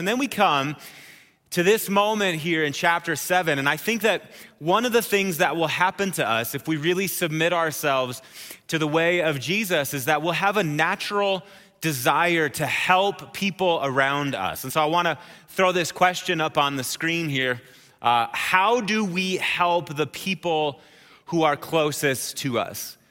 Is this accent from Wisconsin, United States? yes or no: yes; Wisconsin, United States; now in Colorado Springs, United States; I'm from Wisconsin